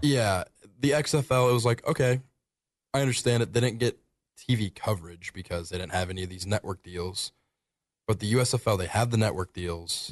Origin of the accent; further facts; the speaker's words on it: Springfield, Ohio, United States; moved away; my hometown of Springfield